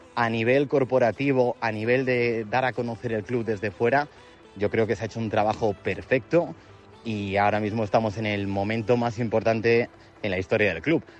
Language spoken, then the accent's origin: Spanish; Salamanca, Castile and León, Spain; moved away; como salmantino